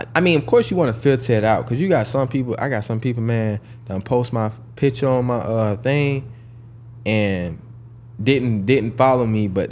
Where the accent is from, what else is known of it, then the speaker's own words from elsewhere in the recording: Jacksonville, Florida, United States; I'm actually from Jacksonville, Florida